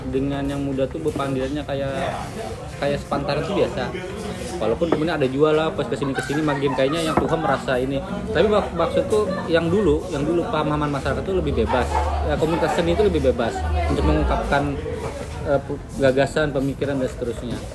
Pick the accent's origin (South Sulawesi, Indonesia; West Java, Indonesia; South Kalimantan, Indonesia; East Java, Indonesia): South Kalimantan, Indonesia; Kita ini kan orang Banjar ini kan selalu identiknya kan kayak itulah Banjar gitu